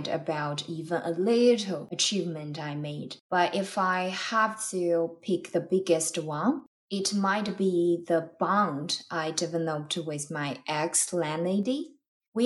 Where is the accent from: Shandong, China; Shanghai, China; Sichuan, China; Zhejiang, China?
Sichuan, China; moved away as an adult; now in Saskatoon, Canada; I came from the mainland of China. My hometown is the birthplace of giant pandas.